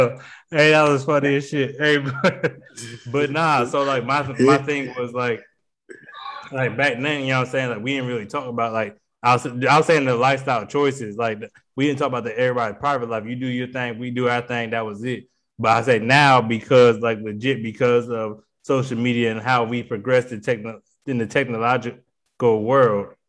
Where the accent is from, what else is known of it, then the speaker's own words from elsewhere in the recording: Harrisburg, Pennsylvania, United States; moved away; also born or lived in Charlotte, North Carolina; I grew up in Pennsylvania for the majority of my life. I only lived in North Carolina for like 7-8 years.